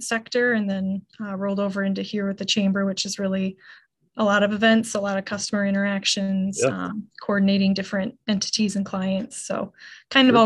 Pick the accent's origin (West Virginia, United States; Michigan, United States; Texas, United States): Michigan, United States; Charlevoix; born and raised in Charlevoix